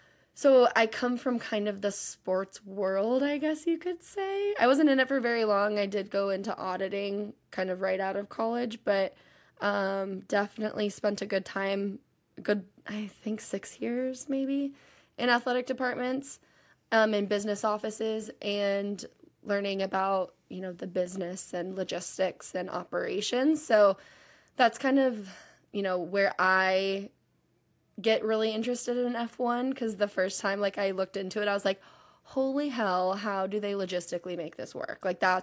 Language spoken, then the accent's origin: English; Texas, United States; I'm from Texas, kind of, but I've lived literally all over.